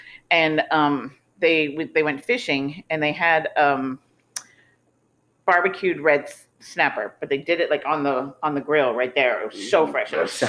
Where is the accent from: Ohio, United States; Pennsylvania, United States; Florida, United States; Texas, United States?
Florida, United States; I was born in Florida.